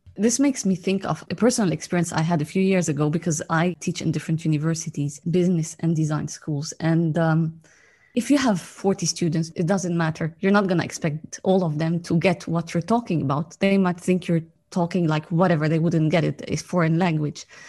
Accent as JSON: {"language": "English", "country": "Lebanon", "tie": "born or raised there", "also_born_or_lived": "Cyprus", "said": "I was born in Lebanon actually and during the war. And I lived my early childhood during the war. Then we escaped to Cyprus and then came back"}